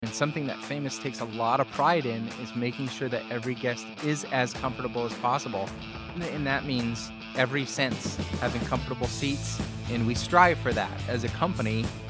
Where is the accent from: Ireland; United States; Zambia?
United States; Calumet, Michigan; moved away as an adult; now in Sault Ste. Marie, United States; I was born and raised in Calumet, Michigan, where I lived up to the age of eighteen